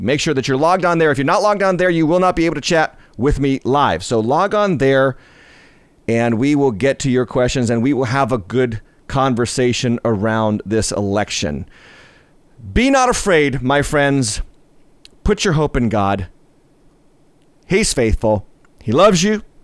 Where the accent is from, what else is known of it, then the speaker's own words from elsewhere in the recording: United States; being an American